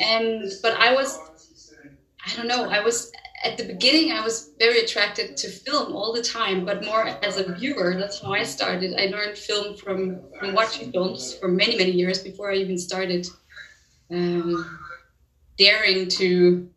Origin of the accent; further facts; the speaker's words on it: Denmark; I'm from Denmark